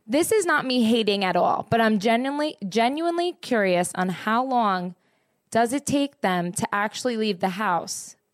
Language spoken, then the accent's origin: English; Toronto, Ontario, Canada; I'm from Toronto.